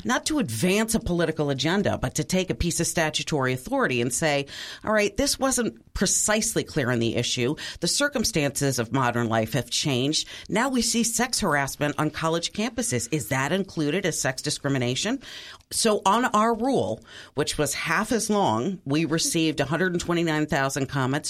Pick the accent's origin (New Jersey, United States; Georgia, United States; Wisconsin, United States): Wisconsin, United States; my home state of Wisconsin